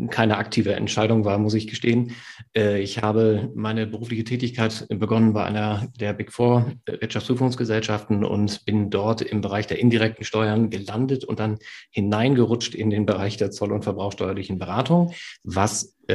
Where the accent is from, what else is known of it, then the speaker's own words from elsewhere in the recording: Lower Saxony, Germany; Friese, ich, äh, ich trinke ausschließlich nahezu Tee